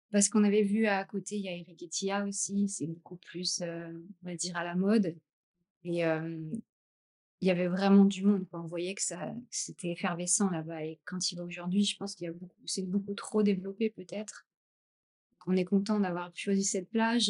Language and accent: French; Champagne, Grand Est, France; also born or lived in Gruissan, France; now in Sri Lanka; je suis de la Champagne. Je suis née en Champagne, mais après, j'ai vécu dans le sud donc à Gruissan aussi.